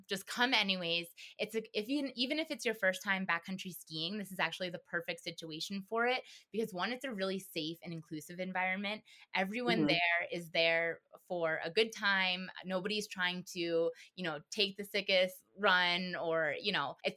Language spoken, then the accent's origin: English; East Coast, United States; now in Colorado, United States; I'm from the East Coast. East Coast